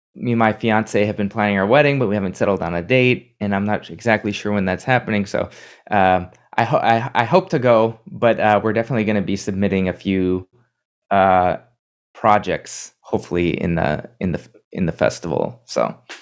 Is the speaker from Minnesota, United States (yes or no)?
yes; Minnesota, United States; now in New York, United States; my home state of Minnesota